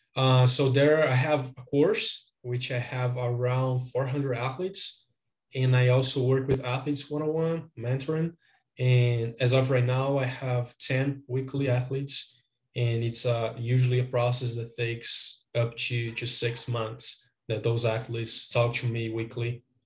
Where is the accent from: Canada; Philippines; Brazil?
Brazil; I am from Brazil.